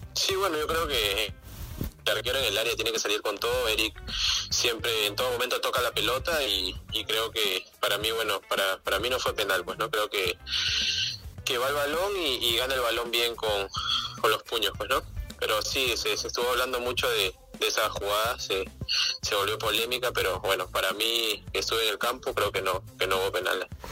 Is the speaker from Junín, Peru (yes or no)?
no; Pucusana, Lima, Peru; yo soy de Pusana.